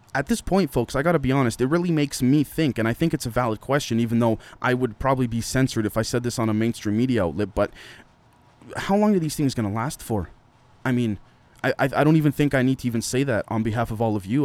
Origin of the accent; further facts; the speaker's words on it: Canada; as a Canadian